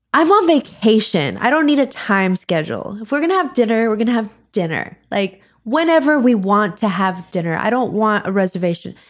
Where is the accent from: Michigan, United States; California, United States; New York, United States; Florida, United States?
Florida, United States; I'm from Florida.